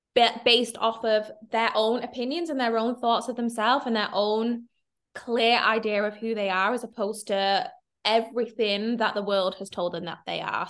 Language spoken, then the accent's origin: English; Manchester, North West England, United Kingdom; I'm from Manchester.